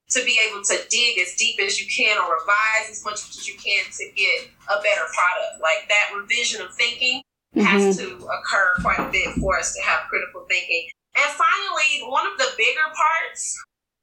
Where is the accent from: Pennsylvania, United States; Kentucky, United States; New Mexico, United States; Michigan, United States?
Michigan, United States; Detroit; I'm from Detroit, Michigan.